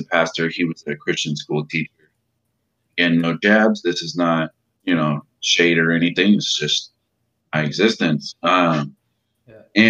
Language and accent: English; Modesto, California, United States; also born or lived in Arizona; I was born in Arizona, and about the time I was about two, maybe in between 2 or 3 years old, we moved to California. And we moved to, like, central to northern California, around, like, Modesto area